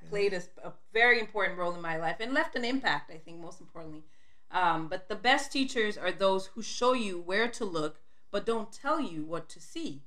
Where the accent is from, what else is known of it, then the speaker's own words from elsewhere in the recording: Sierra Leone; also born or lived in Liberia; I was born in Liberia, and when I was two years old, we moved back to Sierra Leone